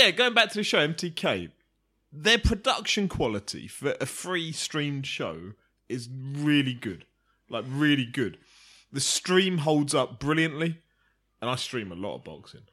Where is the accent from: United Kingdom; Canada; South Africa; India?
United Kingdom; as a Brit